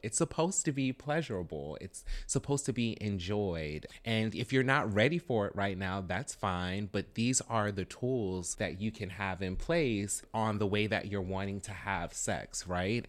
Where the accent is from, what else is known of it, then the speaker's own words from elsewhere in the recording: the South, United States; I'm from the South, like, born and raised in the South